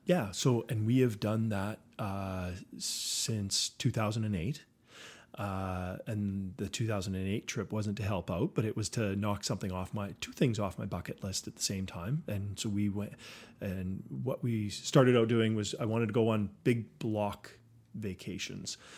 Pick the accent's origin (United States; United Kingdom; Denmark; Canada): Canada; Saskatoon, Saskatchewan; growing up on the West Side.